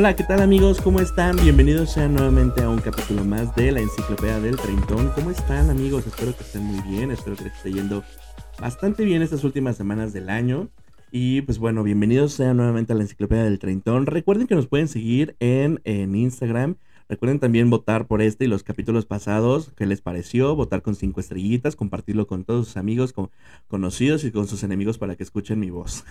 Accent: Mexico City, Mexico; Nosotros somos de la Ciudad de México

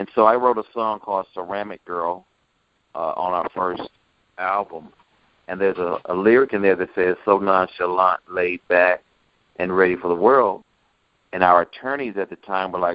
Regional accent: Clarksdale, Mississippi, United States; I was born in Clarksdale, Mississippi

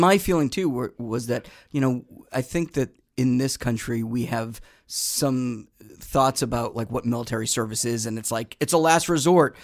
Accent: Boston, Massachusetts, United States; I was born in Boston.

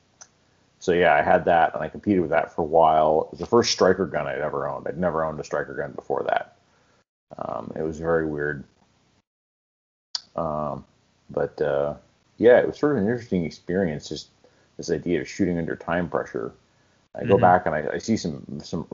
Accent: Southern California, United States; I was born and raised in Southern California.

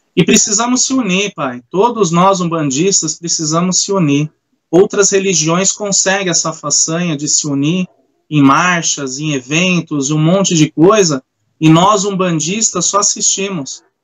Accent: São Bernardo do Campo, São Paulo, Brazil; eu sou aqui de São Bernardo

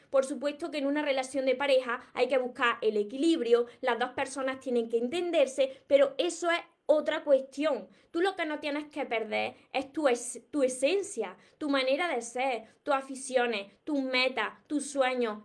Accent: Córdoba, Andalusia, Spain; accent: Cordoban/Andalusian; yo soy de, del sur de España, de Andalucía, y precisamente soy de Córdoba. Por eso tengo este acento

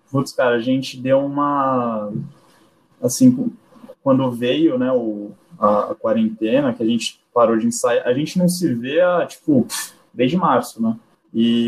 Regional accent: Santos, São Paulo, Brazil; also born or lived in Japan; Estou em Santos desde então, nunca nunca nunca morei em outro lugar, desde que eu me entendo por gente

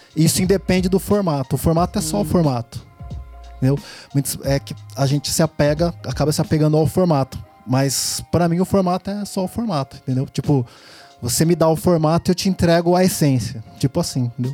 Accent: Piracicaba, São Paulo, Brazil; eu nasci em São Paulo, né? Vim pra cá com 7 anos, 7, 8 anos? 7, 7 anos. 7 anos e meio

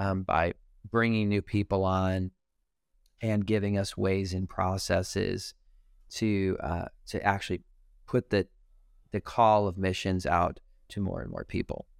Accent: Detroit, Michigan, United States; now I'm from Detroit

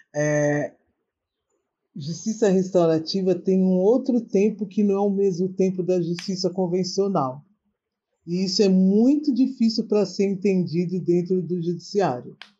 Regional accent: São Paulo, Brazil; moved away as an adult; now in Espírito Santo, Brazil; eu estou morando no Espírito Santo, no meio do mato, né? mas sou da zona norte de São Paulo, da Brasilândia

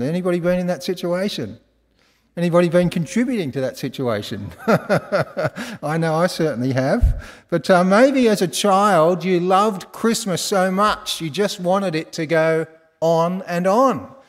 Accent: Australia; I was from Australia

